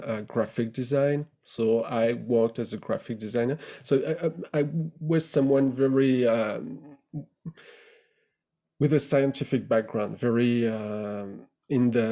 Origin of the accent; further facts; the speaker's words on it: Burgundy, near Dijon, Bourgogne-Franche-Comté, France; moved away as an adult; also born or lived in Nice, France / Nancy, France; now in United Kingdom; I grew up in Burgundy in France, near Dijon, in a small town of 7,000 people